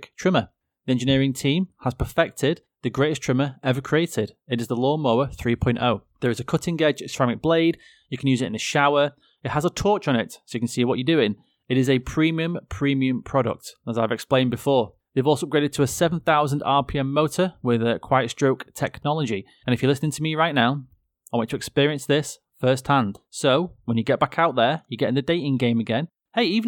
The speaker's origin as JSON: {"language": "English", "region": "England", "country": "United Kingdom", "said": "I'm English and, you know, we're just not very diverse over here."}